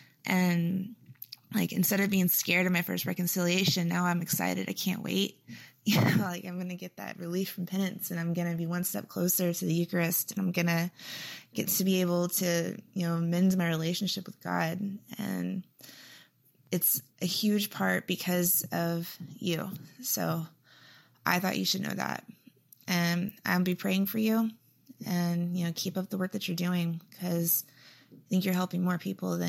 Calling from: Houston, Texas, United States; Hey, Father Josh. … I'm from Houston, Texas.

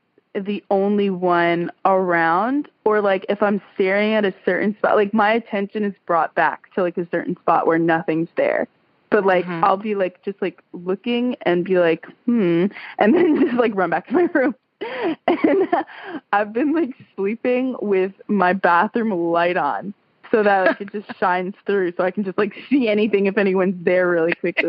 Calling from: Tuscaloosa, Alabama, United States; I'm calling from Tuscaloosa, Alabama.

